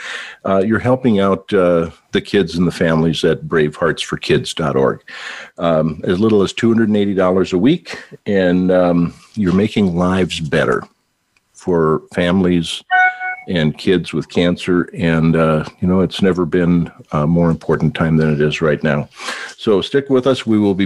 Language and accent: English; Minnesota, United States; accent: Minnesotan; I'm having a Minnesotan accent. Minnesota.